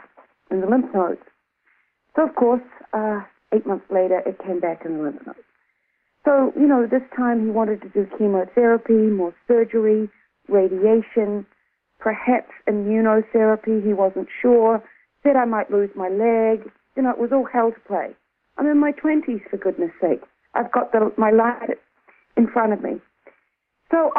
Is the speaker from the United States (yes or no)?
no; New Zealand; moved away as an adult; also born or lived in Australia; I'm originally from New Zealand, but I was living in Australia at the time.